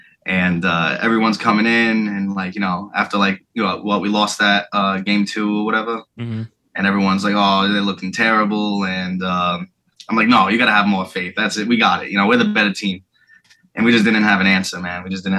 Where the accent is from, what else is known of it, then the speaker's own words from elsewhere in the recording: Fall River, Massachusetts, United States; I've born and raised in Fall River my whole life.